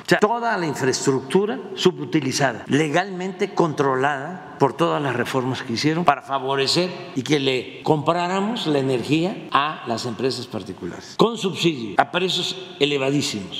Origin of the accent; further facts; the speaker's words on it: Tepetitán, Tabasco, Mexico; yo soy de Tepeitán, pues, este, provinciano, aldeano, naco